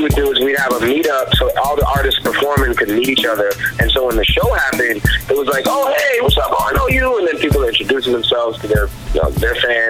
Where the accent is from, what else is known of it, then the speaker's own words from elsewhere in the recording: Cambridge, Massachusetts, United States; also born or lived in Bronx / Nevada; In a way, I would say I basically grew up in Cambridge, but I was born in the Bronx. I moved around a lot. I lived in Nevada for a little while. But yeah, I mean, mostly Cambridge, Mass.